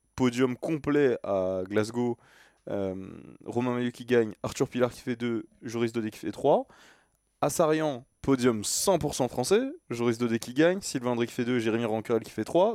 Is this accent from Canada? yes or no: no; France; je suis français